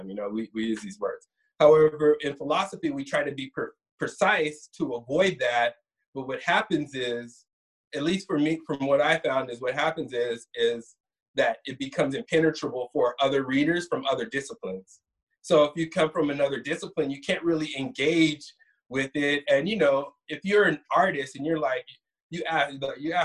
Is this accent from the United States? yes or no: yes; Sacramento, California, United States; I'm from Sacramento. I was originally born in Sacramento